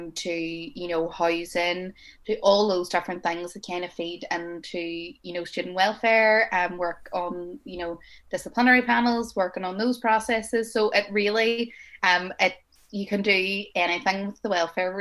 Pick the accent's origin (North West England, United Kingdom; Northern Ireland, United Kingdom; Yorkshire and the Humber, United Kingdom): Northern Ireland, United Kingdom; Derry; I'm 23 years old and I'm from Derry